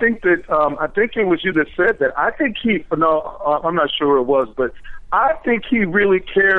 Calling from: Washington, District of Columbia, United States; I'm calling from Washington, D.C.

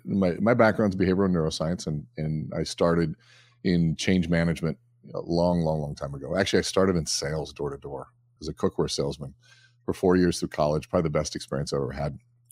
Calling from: Eden Prairie, Minnesota, United States; I am at home, actually, here in Eden Prairie, Minnesota.

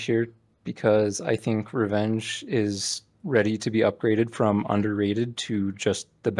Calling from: Utah, United States; Calling from middle of nowhere, Utah, soon to be somewhere, Utah.

